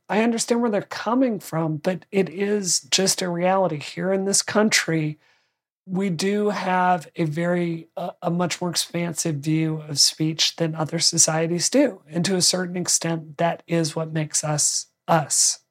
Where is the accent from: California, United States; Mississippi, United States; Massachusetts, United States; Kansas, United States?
Mississippi, United States; my home state